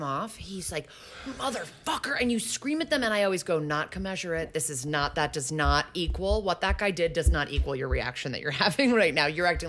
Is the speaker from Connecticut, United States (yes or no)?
yes; Connecticut, United States; moved away; also born or lived in Chicago; because I'm from Connecticut